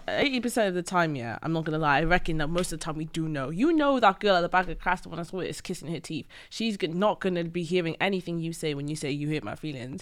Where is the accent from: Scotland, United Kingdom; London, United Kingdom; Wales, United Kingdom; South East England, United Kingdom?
Wales, United Kingdom; I grew up in Wales